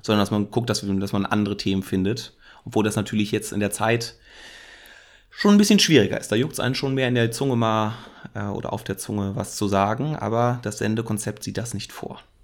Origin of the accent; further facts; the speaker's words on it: Germany; bin ich ja auch Deutscher